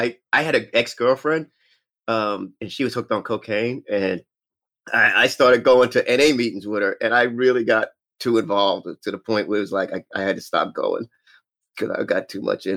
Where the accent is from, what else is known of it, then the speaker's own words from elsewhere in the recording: New York, United States; I'm from New York, Brooklyn, New York. Born and raised, started comedy in Brooklyn or New York.